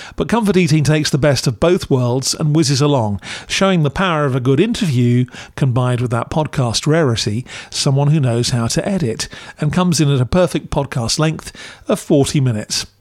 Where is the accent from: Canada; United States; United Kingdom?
United Kingdom; as a Brit